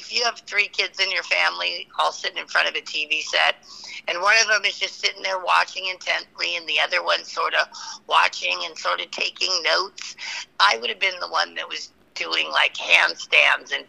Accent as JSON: {"language": "English", "region": "Massachusetts", "country": "United States", "tie": "born or raised there", "said": "I was born in Massachusetts"}